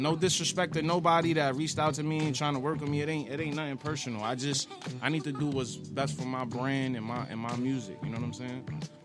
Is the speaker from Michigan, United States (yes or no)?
no; New York, United States; I'm from New York